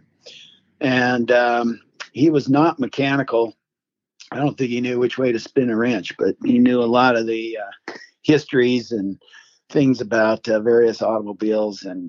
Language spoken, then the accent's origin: English; Minden, Nevada, United States; also born or lived in Reno, Nevada; I was born in Reno, Nevada, but my family, I grew up on a cattle ranch in the Carson Valley, which is about 50 miles south of Reno, little towns of Minden and Gardnerville